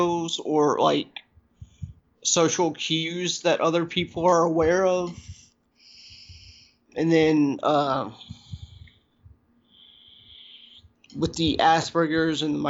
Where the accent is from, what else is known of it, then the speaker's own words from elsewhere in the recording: the South, United States; growing up in the South as a transgender individual